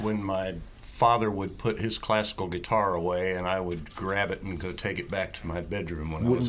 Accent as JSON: {"language": "English", "region": "Ohio", "country": "United States", "also_born_or_lived": "West Palm Beach, Florida", "moved": "yes", "lives_now": "Missouri, United States", "said": "No, I'm a Buckeye from Ohio who transported to Florida and then came here."}